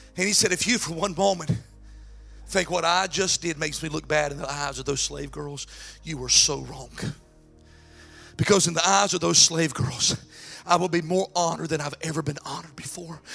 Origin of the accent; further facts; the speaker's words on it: North Carolina, United States; moved away; I'm actually from North Carolina